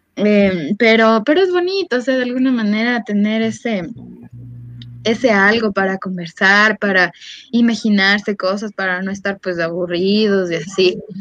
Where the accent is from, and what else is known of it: Ecuador